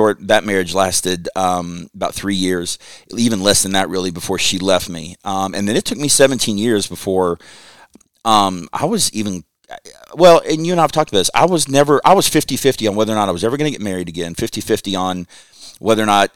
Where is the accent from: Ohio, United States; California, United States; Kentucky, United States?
Kentucky, United States; Lexington; I grew up in Kentucky, lived in Lexington